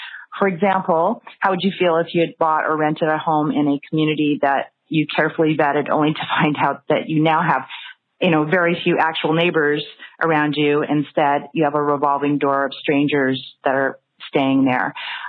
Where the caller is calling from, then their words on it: Los Angeles, California, United States; I'm calling from Los Angeles.